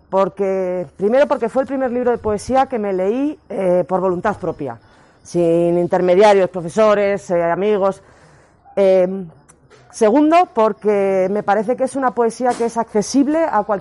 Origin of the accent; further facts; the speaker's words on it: Burgos, Castile and León, Spain; los burgaleses y a todos los castellanos que lo están pasando tan mal, bueno, como en otras provincias, pero como es la mía